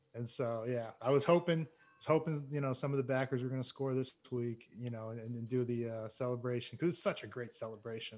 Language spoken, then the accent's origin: English; Massachusetts, United States; moved away as an adult; also born or lived in Plainville / Norfolk; I grew up in Massachusetts